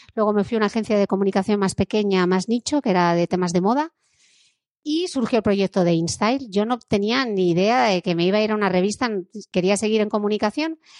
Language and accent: Spanish; Gijón, Asturias, Spain; born or raised there